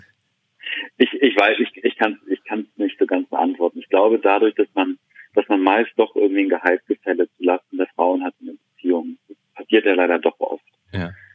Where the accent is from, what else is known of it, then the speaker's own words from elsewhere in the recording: Hamburg, Germany; moved away; ich komme eigentlich aus Hamburg